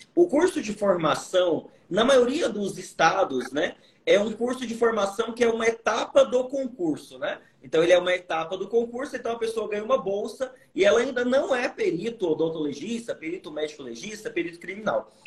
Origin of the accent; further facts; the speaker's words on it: Goiânia, Goiás, Brazil; eu vim de uma família muito humilde, vim da periferia de Goiânia